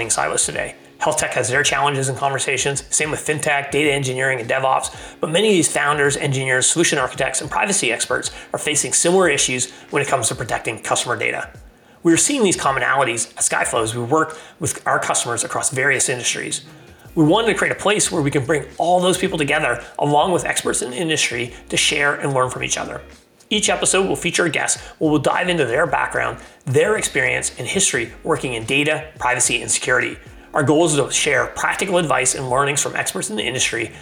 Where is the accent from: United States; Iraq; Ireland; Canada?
Canada; I'm Canadian